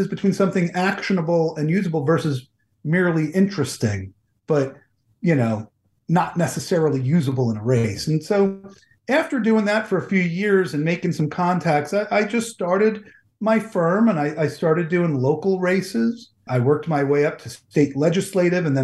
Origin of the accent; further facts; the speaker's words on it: New Jersey, United States; also born or lived in Washington, D.C.; Growing up in New Jersey